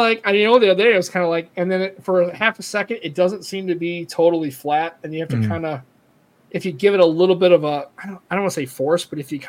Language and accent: English; St. Louis, Missouri, United States; St. Louis, the whole.